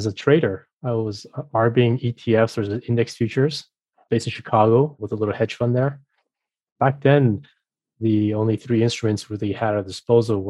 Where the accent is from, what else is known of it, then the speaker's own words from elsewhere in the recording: Mexico; moved away; also born or lived in France / Boston; I was raised in Mexico, I was familiar with the region, I know Spanish